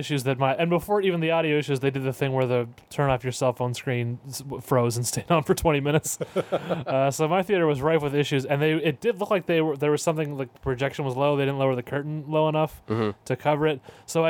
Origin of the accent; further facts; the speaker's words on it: United States; I'm an American